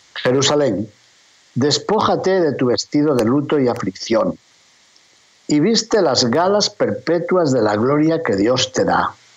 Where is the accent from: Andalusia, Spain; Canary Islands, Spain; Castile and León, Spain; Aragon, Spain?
Castile and León, Spain; León; hablándoles precisamente desde mi ciudad natal, desde León, España